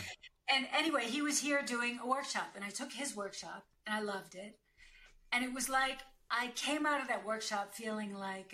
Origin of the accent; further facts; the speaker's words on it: United States; now in Munich, Germany; I am an American actor living and working in Europe.